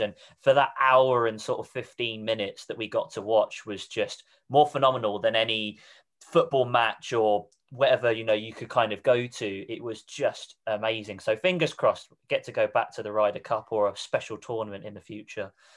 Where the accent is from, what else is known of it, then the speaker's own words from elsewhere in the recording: Reading, South East England, United Kingdom; moved away; I'm originally from Reading, which is in Berkshire